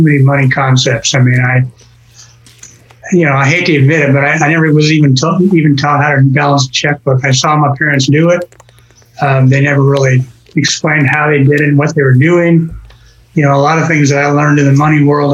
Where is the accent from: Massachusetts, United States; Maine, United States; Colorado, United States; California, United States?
Colorado, United States; now in Tulsa, United States; I grew up in Colorado.